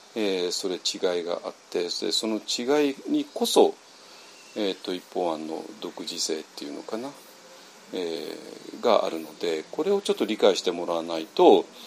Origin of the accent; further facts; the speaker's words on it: Japan; 我々の日本人